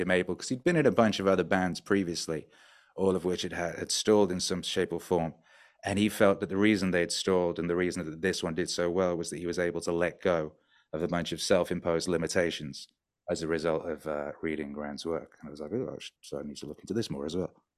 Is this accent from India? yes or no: no; North Wales, United Kingdom; also born or lived in West Bromwich, England; now in Mexico; I was born in the middle of the U K in the industrial wasteland of West Bromwich, uh, which is, yeah, it's an industrial wasteland. And then when I was, like, two, three, we moved to North Wales.